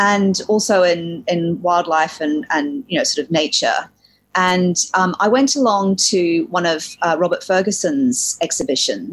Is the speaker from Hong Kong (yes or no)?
yes; Hong Kong; also born or lived in New Zealand; I'm originally a Kiwi, a New Zealander. But I grew up in Hong Kong from the age of 3.